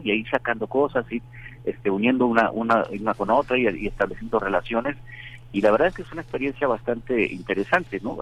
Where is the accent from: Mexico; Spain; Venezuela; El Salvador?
Mexico; Culiacán, Sinaloa; moved away; yo crecí en, en, Culiacán, en Sinaloa